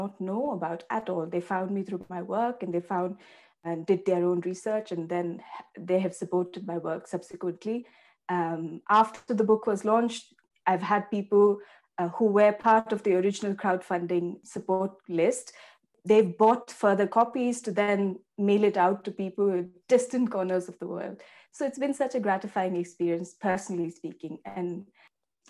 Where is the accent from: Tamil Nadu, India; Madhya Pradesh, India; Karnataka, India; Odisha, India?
Karnataka, India; Bangalore; moved away as an adult; I grew up in Bangalore in India